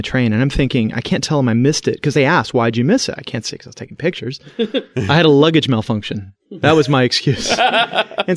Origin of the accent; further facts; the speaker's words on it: United States; I'm an American